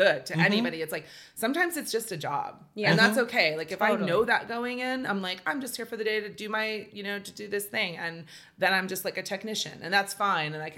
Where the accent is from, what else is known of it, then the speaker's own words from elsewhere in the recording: Bay Area, California, United States; also born or lived in New York; growing up in the Bay Area